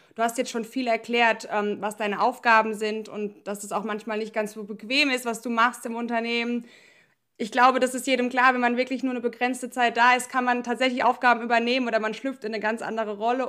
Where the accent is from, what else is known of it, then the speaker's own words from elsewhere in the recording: Germany; ich komme aus dem Odenwald